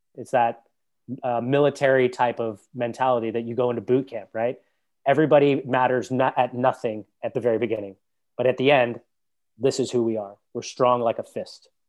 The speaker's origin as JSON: {"language": "English", "country": "United States", "said": "being an American and having a U S passport"}